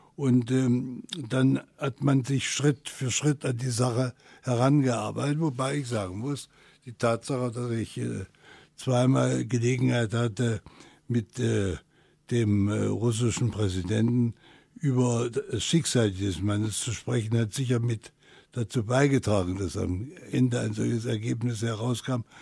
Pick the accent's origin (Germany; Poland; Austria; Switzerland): Germany; Halle, Saxony-Anhalt; moved away; also born or lived in West Germany; einmal meine Heimat Halle verlassen habe, nach Westdeutschland